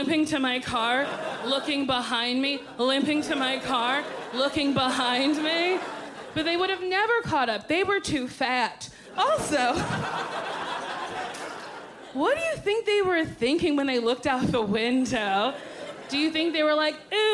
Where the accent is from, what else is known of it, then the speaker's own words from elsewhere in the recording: New Jersey, United States; I'm from New Jersey